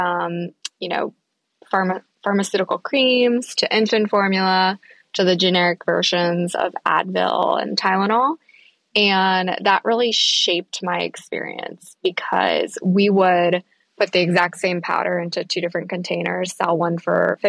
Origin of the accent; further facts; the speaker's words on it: Virginia, United States; I am a farm girl from the middle of nowhere in Virginia